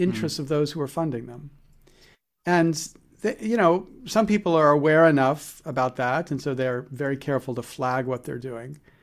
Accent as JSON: {"language": "English", "country": "United States", "said": "I'm as good as an American can be"}